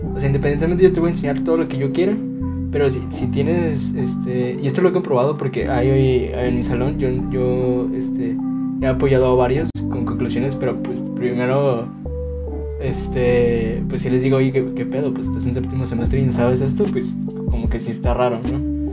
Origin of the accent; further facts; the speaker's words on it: Mexico; como mexicano